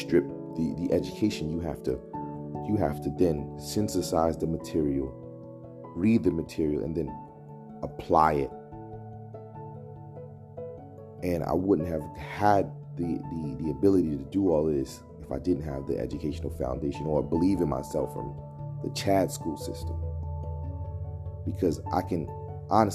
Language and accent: English; Guyana; now in United States; I'm from Guyana